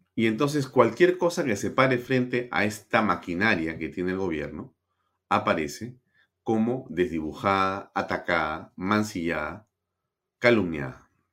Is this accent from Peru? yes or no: yes; Peru; Los peruanos somos gente